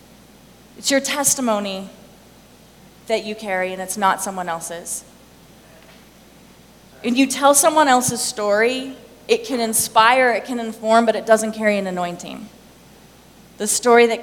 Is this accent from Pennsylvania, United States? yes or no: no; Thermopolis, Wyoming, United States; I'm from Wyoming, right? Okay, I'm from Thermopolis, Wyoming